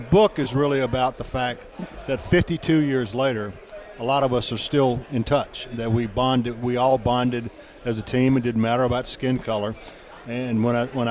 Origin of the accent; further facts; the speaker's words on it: Union Point, Georgia, United States; I'm actually from Union Point, Georgia, which is in Greene County.